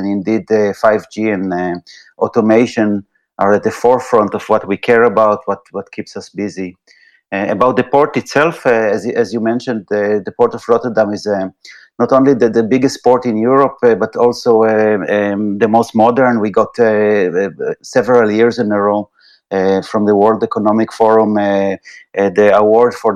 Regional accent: Israel; moved away as an adult; also born or lived in United States; now in Netherlands; I'm coming originally from Israel

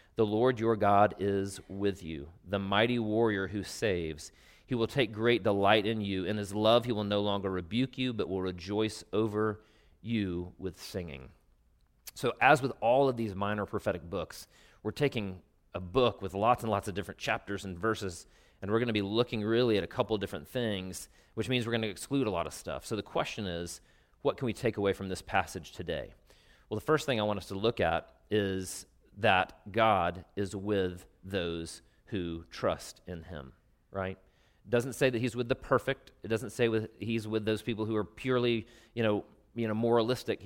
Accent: Travelers Rest, South Carolina, United States; many sort of facets of my life growing up in Traveler's Rest, South Carolina

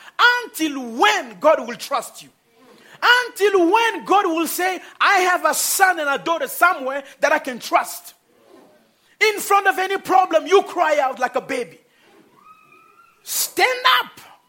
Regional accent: DR Congo; I was born in Congo. And I was raised with a Congolese habit and way of thinking, way of eating.

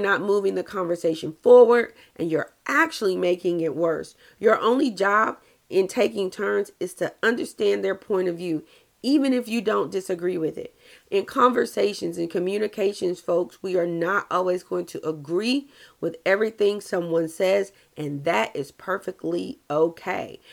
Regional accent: the South, United States; I'm from the South

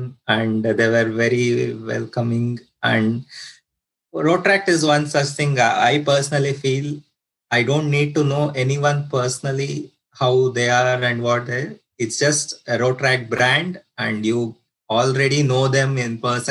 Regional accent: Bangalore, Karnataka, India; moved away; I came from India, Bangalore, southern part of India

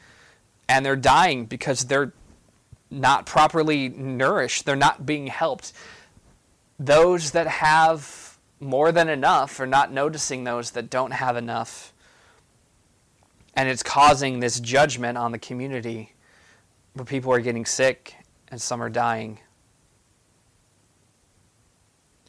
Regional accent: United States; being an American

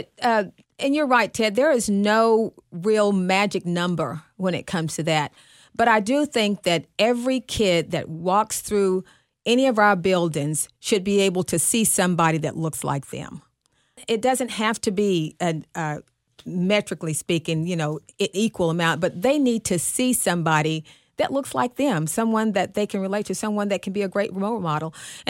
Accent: Arkansas, United States; now in Dallas, United States; when I came from Arkansas to Dallas and I worked at Skyline High School

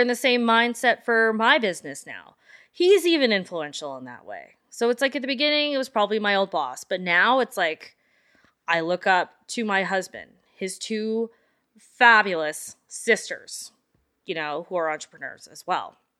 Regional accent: Calgary, Alberta, Canada; we grew up in the Northwest

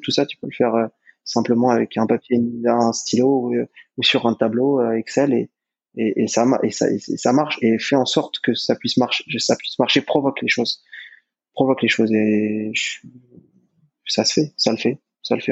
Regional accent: France; en tant que Français

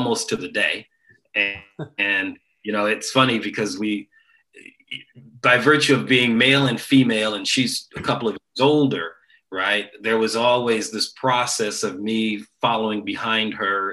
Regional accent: Dayton, Ohio, United States; born and raised in Dayton, Ohio

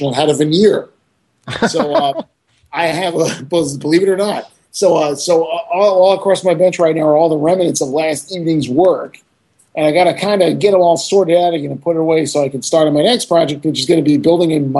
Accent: Florida, United States; I'm from Florida

